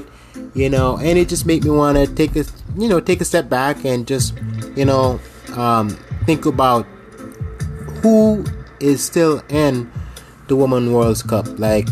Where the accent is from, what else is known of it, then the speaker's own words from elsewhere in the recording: Jamaica; I'm from Jamaica